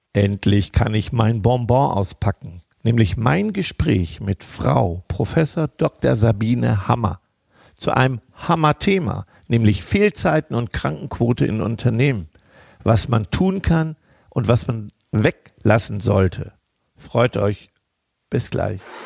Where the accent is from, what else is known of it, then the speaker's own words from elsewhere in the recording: North Rhine-Westphalia, Germany; wir kommen ja hier aus Ostwestfalen